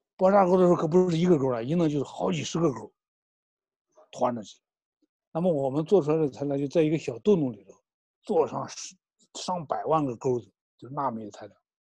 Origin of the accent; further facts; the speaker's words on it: China; 我们中国人